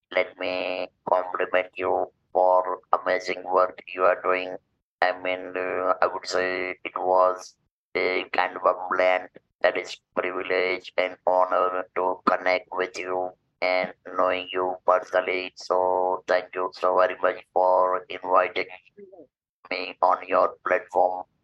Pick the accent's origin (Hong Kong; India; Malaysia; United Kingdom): India; I'm from India.